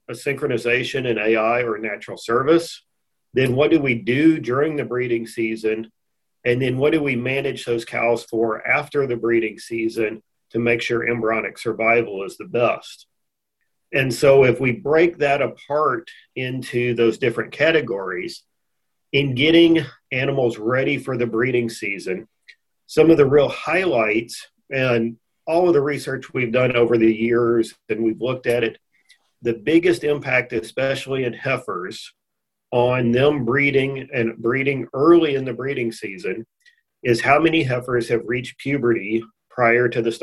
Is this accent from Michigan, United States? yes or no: no; Texas, United States; moved away as an adult; also born or lived in Missouri / Miles City, Montana / Brookings, South Dakota; I grew up here in Texas